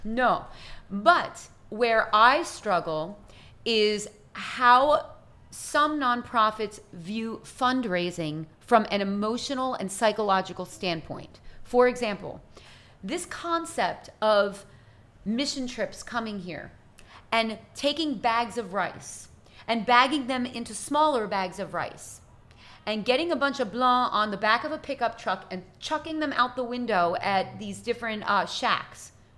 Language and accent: English; United States; as an American